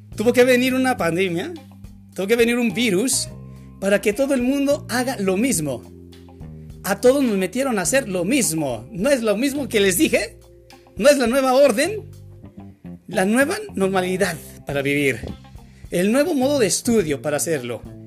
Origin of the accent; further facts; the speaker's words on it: Mexico; Yo soy mexicano